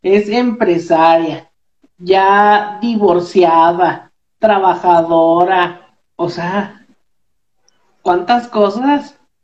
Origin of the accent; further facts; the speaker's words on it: Moroleón, Guanajuato, Mexico; now in Morelia, Mexico; Yo vivo, yo vivo aquí en, en Morelia, Michoacán, pero soy de, soy de Moroleón, Guanajuato